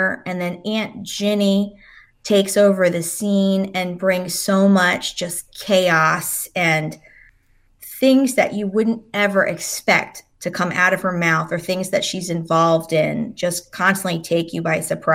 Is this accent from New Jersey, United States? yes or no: yes; New Jersey, United States; moved away as an adult; also born or lived in North Carolina; growing up in South Jersey